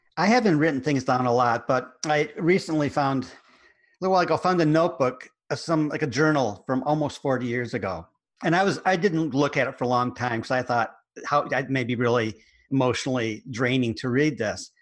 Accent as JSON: {"language": "English", "country": "United States", "accent": "American", "said": "my American accent"}